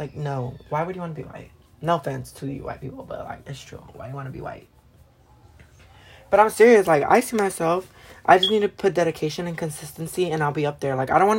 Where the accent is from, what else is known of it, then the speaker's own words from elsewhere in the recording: Los Angeles, California, United States; I grew up my whole life here in South Central. Mm. Here, like, I grew up with different music. I grew up with different people.